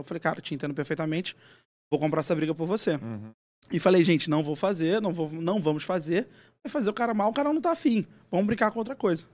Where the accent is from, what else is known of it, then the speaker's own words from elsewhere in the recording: Rio de Janeiro, Brazil; moved away as an adult; now in São Paulo, Brazil; Eu sou do Rio de Janeiro, nasci na Tijuca e depois fui para Botafogo. Fiquei uma belíssima parte do meu tempo em Botafogo